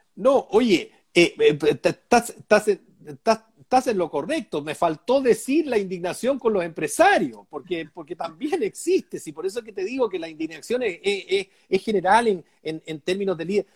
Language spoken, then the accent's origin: Spanish; Chillán, Ñuble, Chile; also born or lived in Coyhaique, Chile; now in Aysén, Chile; yo nací en Ningüe, en Chillán, y en fin, en el campo